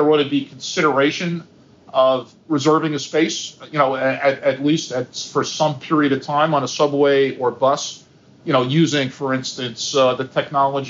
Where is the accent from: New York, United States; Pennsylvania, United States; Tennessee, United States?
New York, United States; New York City; I grew up in Queens, New York, riding the 7 train.